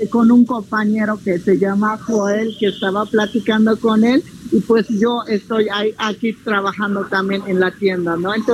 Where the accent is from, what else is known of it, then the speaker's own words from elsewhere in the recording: Magdalena Aldama, Chiapas, Mexico; bueno, de mi pueblo de Magdalena Aldama, es que como los tejidos, los trocados que nosotros hacemos, gracias a Dios que todavía nosotros guardamos la cultura como nosotros, como pueblos indígenas